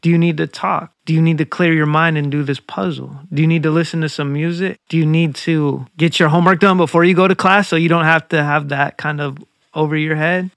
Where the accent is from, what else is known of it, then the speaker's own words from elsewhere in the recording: Zigzag, Oregon, United States; I grew up right outside Portland, zigzag